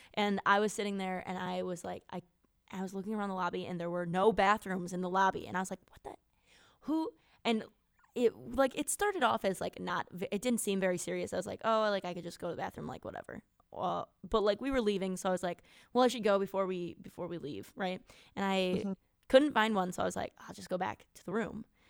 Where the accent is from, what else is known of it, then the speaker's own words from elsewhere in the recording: near Gibraltar Rock, driftless area of Wisconsin, United States; moved away; this place uh, that's sort of near my hometown that is called Gibraltar Rock